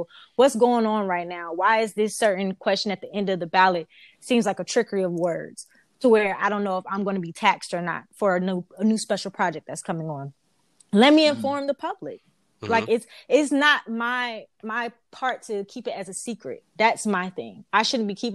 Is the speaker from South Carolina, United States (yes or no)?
yes; South Carolina, United States; I was born and raised in South Carolina